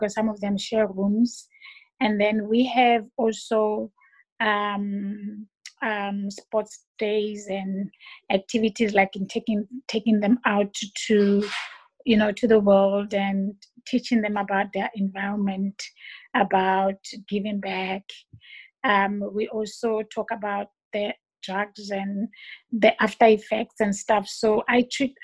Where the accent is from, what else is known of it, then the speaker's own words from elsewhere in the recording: Johannesburg, Gauteng, South Africa; now in Port Elizabeth, South Africa; I'm from Joburg originally, and I ended up here in PE by default